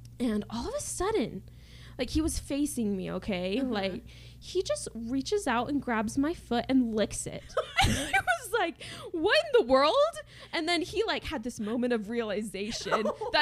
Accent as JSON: {"language": "English", "region": "Utah", "country": "United States", "said": "I'm from Utah."}